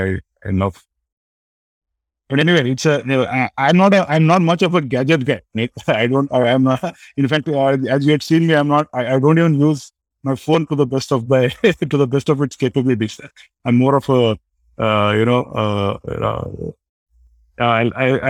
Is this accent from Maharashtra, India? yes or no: no; Belgaum, Karnataka, India; moved away; I lived in my hometown called Belgaum